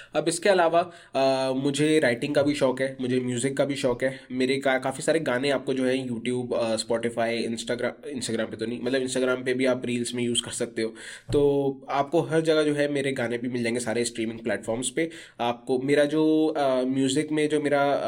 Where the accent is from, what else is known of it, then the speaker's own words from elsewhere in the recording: Kashipur, Uttarakhand, India; moved away as an adult; now in Surrey, Canada; मैं वैसे उत्तराखंड से बिलोंग करता हूँ इन इंडिया एक सिटी है काशीपुर करके वहाँ से बिलोंग करता हूँ